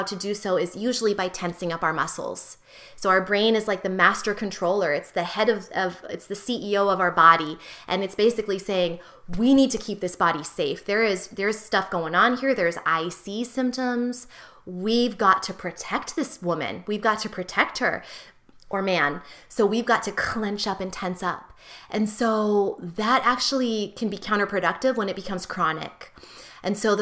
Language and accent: English; United States; as an American